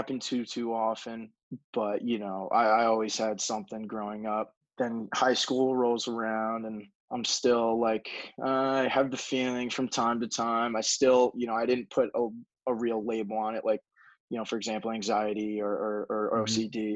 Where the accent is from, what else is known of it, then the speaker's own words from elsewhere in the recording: Long Island, New York, United States; I am from Long Island, New York